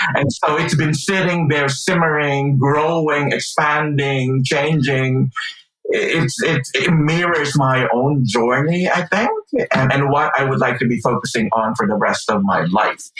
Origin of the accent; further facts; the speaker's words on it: Philippines; moved away; I grew up in the Philippines, and so for half of my life, I grew up listening to and being exposed to an evangelical way